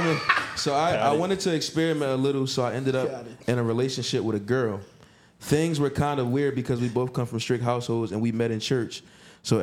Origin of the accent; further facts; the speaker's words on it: Philadelphia, Pennsylvania, United States; I'm from the P. I'm from South Philly